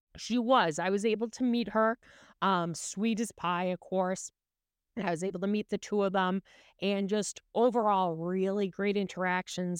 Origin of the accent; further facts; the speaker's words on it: Massachusetts, United States; I'm from Massachusetts